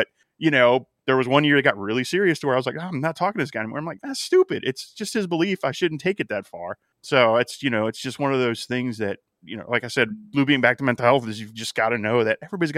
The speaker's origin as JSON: {"language": "English", "town": "Miami", "region": "Florida", "country": "United States", "tie": "born or raised there"}